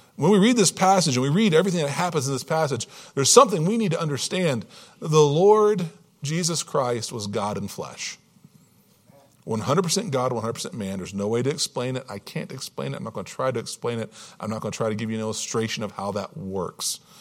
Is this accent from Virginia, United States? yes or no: yes; Hampton Roads, Virginia, United States; I was born and raised in Hampton Roads, Virginia, Virginia Beach, Yorktown, that, that area, Norfolk, that, that area of Virginia